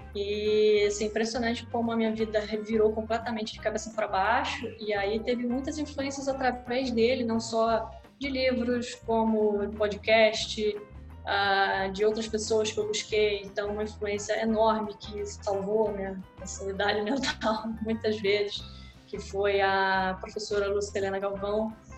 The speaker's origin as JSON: {"language": "Portuguese", "region": "Rio de Janeiro", "country": "Brazil", "tie": "born or raised there", "said": "eu nasci, sou carioca da gema, né? Nasci no Rio de Janeiro, em Copacabana, plena Copacabana, e morei boa parte da minha vida nesse bairro"}